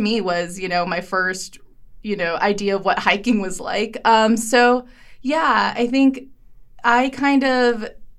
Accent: Los Angeles, California, United States; now in Missoula, United States; I grew up in East

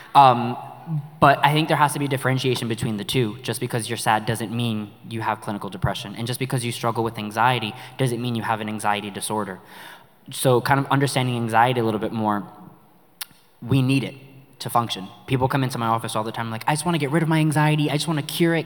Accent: New York City, New York, United States; accent: New York; moved away; we're from New York if you haven't heard our accent

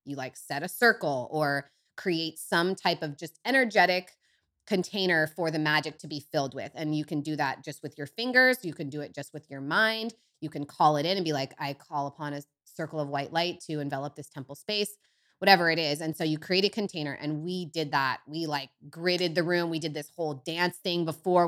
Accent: Bayside, California, United States; I grew up in Northern California in Humboldt

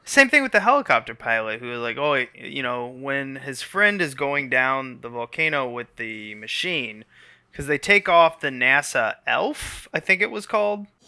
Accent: United States; as an American

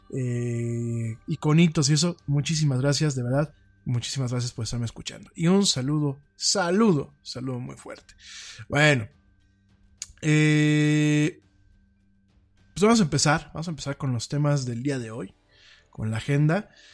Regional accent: Mexico; Cuando yo critico a mi pueblo, cuando yo critico a los mexicanos, me critico dentro de este espectro

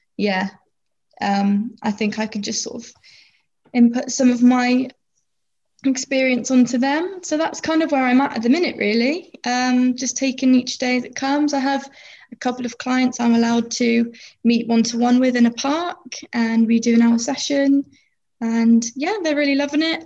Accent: Plymouth, South West England, United Kingdom; I'm 22 years old and I'm from Plymouth

